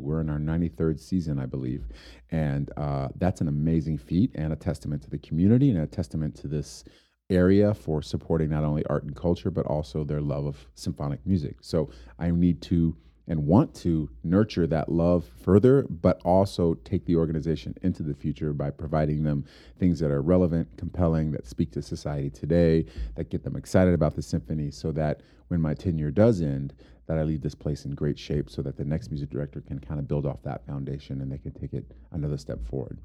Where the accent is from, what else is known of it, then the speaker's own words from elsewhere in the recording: Homestead, Florida, United States; now in Amarillo, United States; I grew up in Homestead, Florida